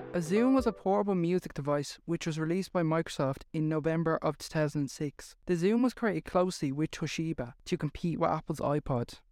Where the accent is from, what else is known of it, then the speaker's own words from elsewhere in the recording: Ireland; accent: Irish; Well, I am Irish